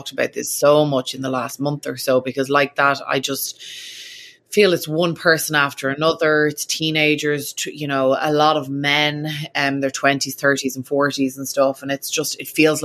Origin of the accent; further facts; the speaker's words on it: Ireland; now in United States; an Irish person living in America